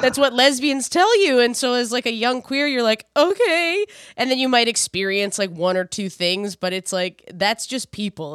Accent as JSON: {"language": "English", "region": "New Brunswick", "country": "Canada", "tie": "born or raised there", "said": "I grew up in New Brunswick"}